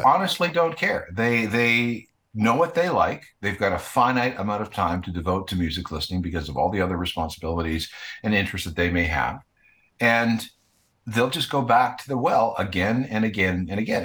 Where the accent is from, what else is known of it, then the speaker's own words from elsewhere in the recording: Winnipeg, Manitoba, Canada; when I was growing up in Winnipeg